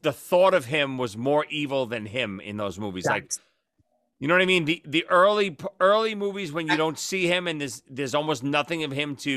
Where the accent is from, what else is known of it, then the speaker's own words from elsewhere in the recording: New York City, New York, United States; growing up in Brooklyn and New York